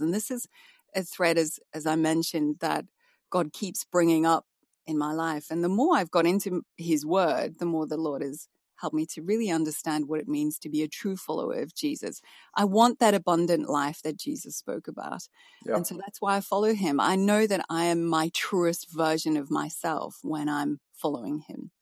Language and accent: English; South Africa; moved away as an adult; also born or lived in Malaysia / Dubai / West Midlands; now in United Kingdom; coming from South Africa, even though I'm from an English family